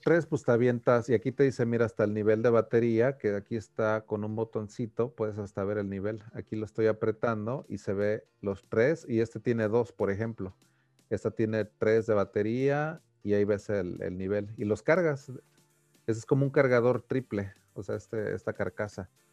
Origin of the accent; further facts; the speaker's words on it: Mexico; yo como mexicano